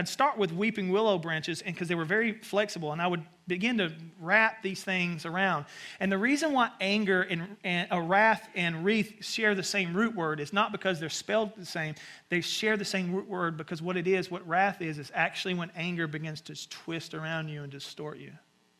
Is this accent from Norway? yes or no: no; the South, United States; And so I grew up in the South, and my mom would send me out to the woods, which is basically like a forest area.